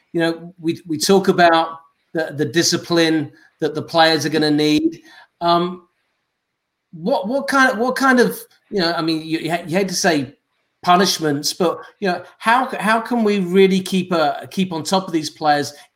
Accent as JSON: {"language": "English", "region": "England", "country": "United Kingdom", "moved": "yes", "said": "we come from England"}